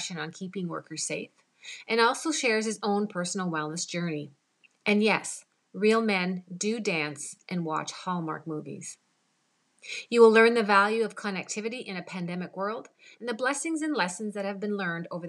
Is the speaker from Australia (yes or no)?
no; Canada; I'm Canadian